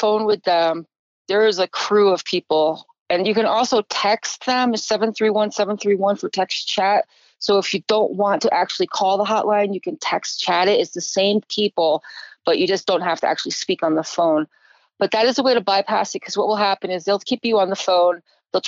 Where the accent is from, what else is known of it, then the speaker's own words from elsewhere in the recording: Connecticut, United States; moved away; back east, where I grew up in Connecticut